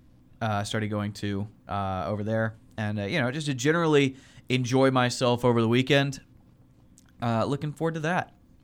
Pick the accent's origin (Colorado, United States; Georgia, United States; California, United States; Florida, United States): Georgia, United States; Warner Robins; moved away; Yeah, I'm going to drive back to my hometown of Warner Robins, Georgia